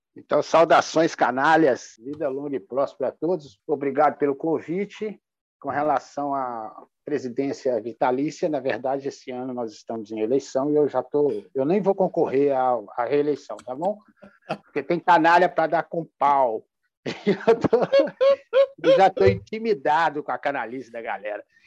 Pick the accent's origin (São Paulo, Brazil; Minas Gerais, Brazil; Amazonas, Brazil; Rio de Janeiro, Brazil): Minas Gerais, Brazil; Como bom mineiros